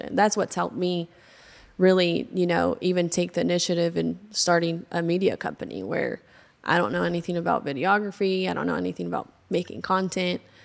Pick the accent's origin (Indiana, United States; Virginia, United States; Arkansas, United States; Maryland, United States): Arkansas, United States; Arkadelphia; also born or lived in Seattle, Washington; I was born in Seattle, Washington, raised in Arkadelphia, Arkansas